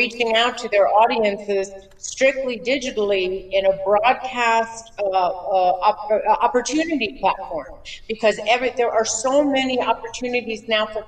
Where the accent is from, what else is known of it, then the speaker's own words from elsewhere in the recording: Los Angeles, California, United States; moved away; I grew up in Los Angeles